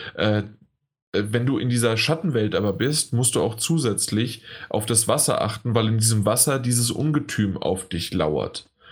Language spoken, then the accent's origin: German; Germany; als Deutscher